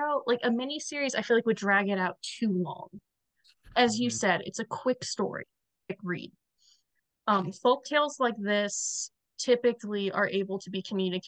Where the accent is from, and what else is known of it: the South, United States; accent: Southern